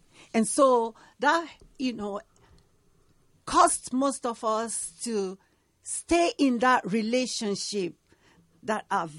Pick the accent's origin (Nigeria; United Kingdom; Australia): Nigeria; Delta; moved away as an adult; now in United States; I'm from Delta State, Nigeria.